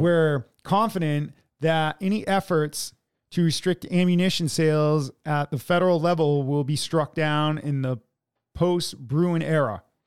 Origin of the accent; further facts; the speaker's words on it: United States; we are American